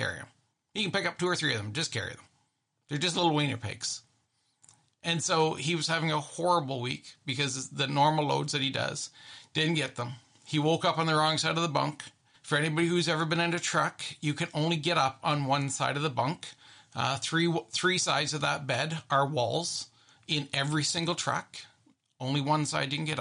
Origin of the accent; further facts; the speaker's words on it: Canada; I'm very Canadian